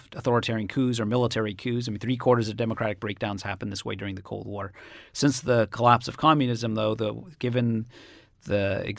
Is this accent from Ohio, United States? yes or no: no; Cambridge, Massachusetts, United States